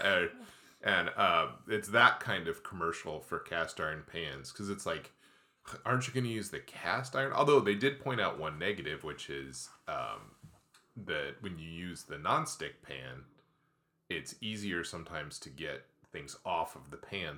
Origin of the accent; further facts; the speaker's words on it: Midwest, United States; now in Pacific Northwest, United States; we are from the Midwest